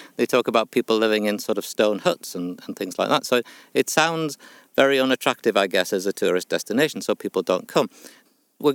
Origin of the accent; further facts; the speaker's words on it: North East England, United Kingdom; now in Lake District, United Kingdom; I've lived in the lakes since the early 1980s. I came from Northumberland.